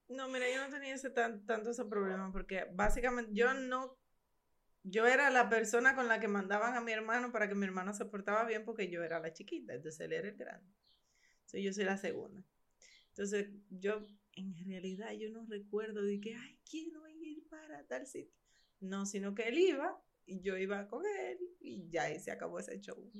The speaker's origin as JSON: {"language": "Spanish", "region": "Barahona", "country": "Dominican Republic", "said": "yo soy de Barahona"}